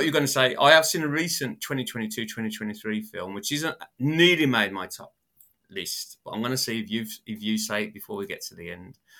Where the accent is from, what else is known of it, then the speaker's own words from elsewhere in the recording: United Kingdom; accent: British; my British accent